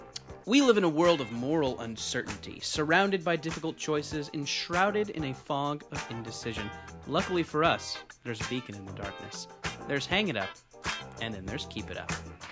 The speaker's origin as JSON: {"language": "English", "area": "Orange County", "region": "California", "country": "United States", "tie": "born or raised there", "said": "I grew up in Orange County."}